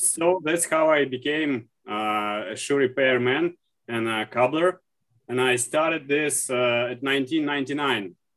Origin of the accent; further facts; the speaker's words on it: Saint Petersburg, Russia; I'm from St. Petersburg, Russia